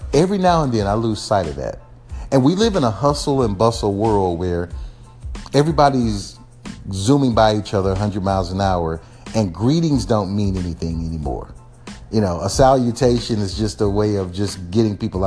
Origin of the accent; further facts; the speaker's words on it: Texas, United States; I'm from Texas